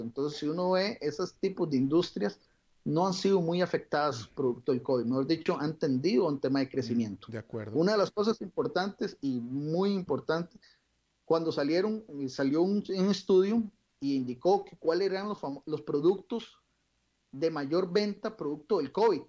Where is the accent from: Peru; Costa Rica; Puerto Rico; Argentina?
Costa Rica; como todo costarricense